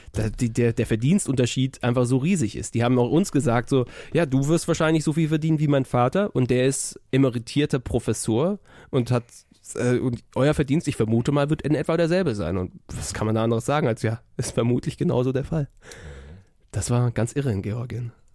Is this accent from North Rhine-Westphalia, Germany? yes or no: yes; Cologne, North Rhine-Westphalia, Germany; wir kommen aus Köln